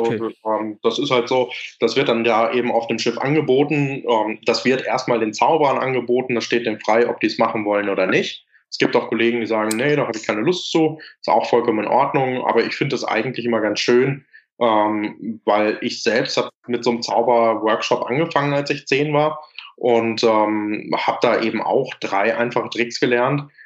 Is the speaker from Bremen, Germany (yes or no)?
no; Lüdenscheid, North Rhine-Westphalia, Germany; Ich hier in Lüdenscheid, wo ich herkomme